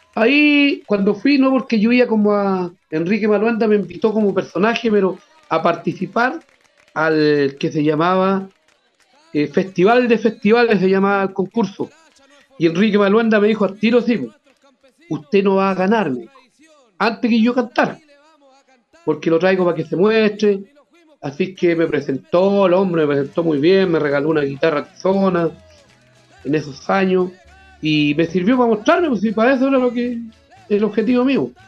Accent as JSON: {"language": "Spanish", "town": "Monte Águila", "region": "Biobío", "country": "Chile", "tie": "born or raised there", "said": "yo soy de Monte Águila, soy del campo"}